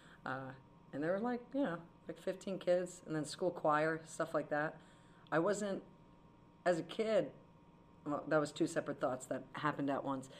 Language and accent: English; Monmouth County, New Jersey, United States; I'm from Monmouth County, so it's like a big surf county